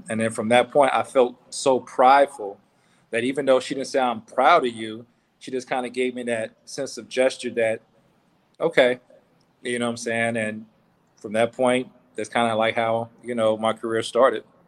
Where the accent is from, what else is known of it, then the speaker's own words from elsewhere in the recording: Meridian, Mississippi, United States; moved away; also born or lived in Vicksburg, Mississippi / Jackson, Mississippi / New Orleans, Louisiana / Tuskegee, Alabama; I was born in a city called Vicksburg, and I, from that point, I moved to Jackson for a year. Then I was raised in New Orleans. Then uh, after my aunt, you know, suffered uh, uh a seizure giving birth, um, my mother asked me to come back to Mississippi, and I went to Meridian